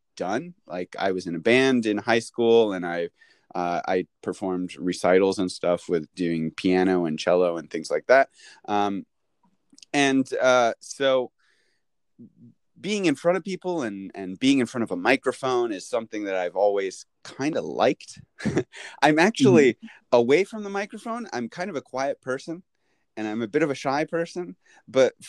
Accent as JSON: {"language": "English", "town": "St. Louis", "region": "Missouri", "country": "United States", "tie": "born or raised there", "moved": "as an adult", "lives_now": "Japan", "said": "I'm from St. Louis, Missouri. And I grew up there"}